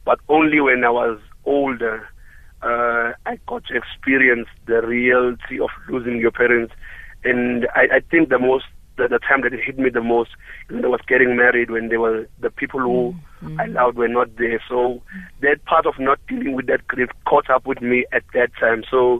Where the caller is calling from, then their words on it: Durban, KwaZulu-Natal, South Africa; I'm calling from Durban.